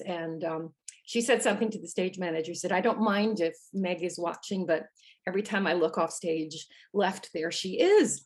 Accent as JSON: {"language": "English", "town": "Park Ridge", "region": "Illinois", "country": "United States", "tie": "born or raised there", "said": "I grew up just outside Chicago, Chicago area."}